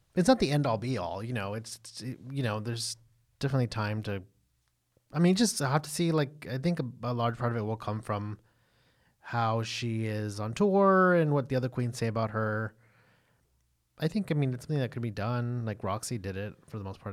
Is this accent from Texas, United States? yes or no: yes; Texas, United States; we're from the South or what can be considered the South, we're from Texas